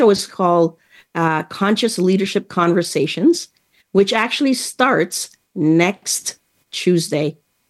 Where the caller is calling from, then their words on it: Toronto, Ontario, Canada; I'm tuning in from Toronto, Ontario, Canada.